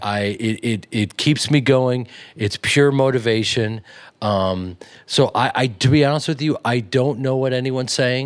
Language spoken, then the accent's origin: English; Chicago, Illinois, United States; growing up in Chicago